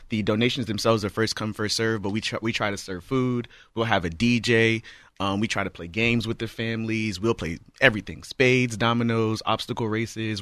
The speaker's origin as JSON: {"language": "English", "town": "Charleston", "region": "South Carolina", "country": "United States", "moved": "yes", "lives_now": "Houston, United States", "said": "I'm originally from Charleston, South Carolina"}